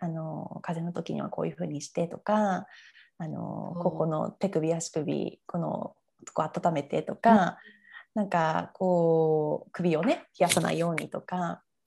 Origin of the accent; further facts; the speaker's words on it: Fukuoka, Japan; moved away as an adult; also born or lived in United Kingdom; now in Sydney, Australia; 私はあの福岡市の出身なんですけど、はい、まあ、海の近くで育ったんですね。